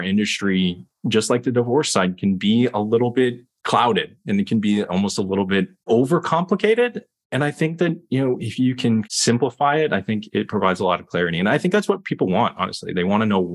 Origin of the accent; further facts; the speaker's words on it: Lexington, Kentucky, United States; also born or lived in California / Columbus, Ohio; now in New York, United States; I grew up in Lexington, Kentucky.